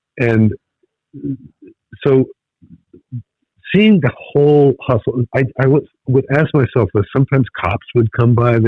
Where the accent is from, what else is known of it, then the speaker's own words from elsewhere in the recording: Brooklyn, New York, United States; born there; also born or lived in New Jersey; Yeah, I was born in Brooklyn